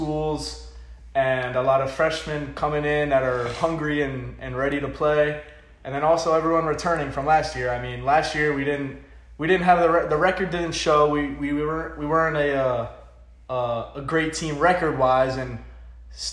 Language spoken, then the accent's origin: English; Pembroke Pines, Florida, United States; I am from Pembroke Pines, Florida.